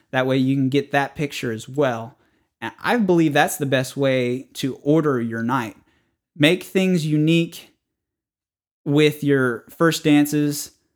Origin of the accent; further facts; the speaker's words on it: the North, United States; moved away; I was raised in the North